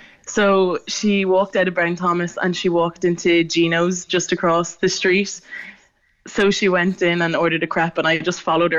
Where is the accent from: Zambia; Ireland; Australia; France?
Ireland; Dublin, Leinster; I'm down from Dublin.